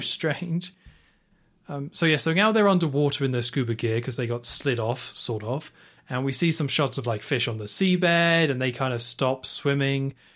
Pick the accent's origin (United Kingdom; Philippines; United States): United Kingdom; as a British person